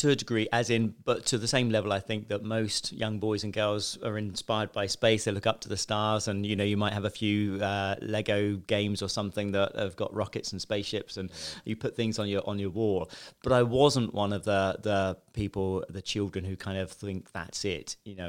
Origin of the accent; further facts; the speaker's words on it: Westbourne, South East England, United Kingdom; I grew up in Chichester, Westbourne, a small village. And really ordinary childhood, you know, middle class family. Grew up in a small village, went to a state school